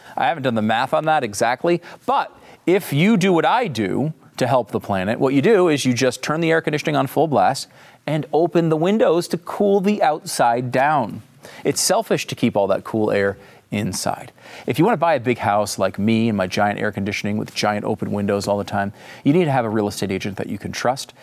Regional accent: Northeast, United States; now in Texas, United States; I grew up in the Northeast and I live in Texas

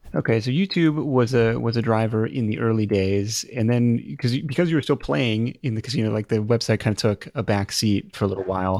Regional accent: Seattle, Washington, United States; my hometown of Seattle

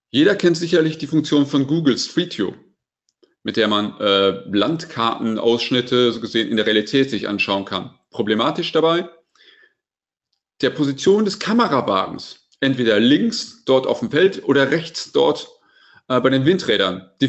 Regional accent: North Rhine-Westphalia, Germany; Ich muss ganz ehrlich sagen, ich bin Ostwestfale

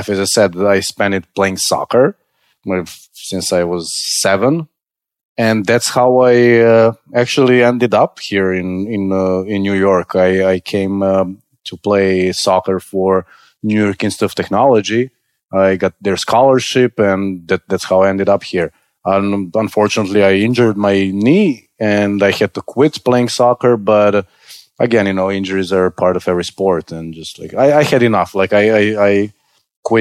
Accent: Serbia; moved away as an adult; now in United States; growing up in Serbia was not chilled

